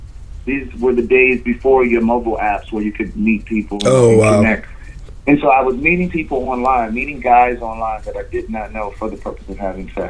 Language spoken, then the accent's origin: English; Baltimore, Maryland, United States; moved away as an adult; also born or lived in Hampton, Virginia / Atlanta, Georgia; From Baltimore, Maryland. I grew up there. All of my family is there. My family is still there. I went to college at Hampton University.